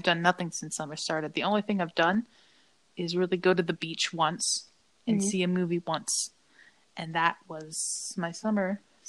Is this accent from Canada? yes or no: yes; Canada; I'm also from Canada.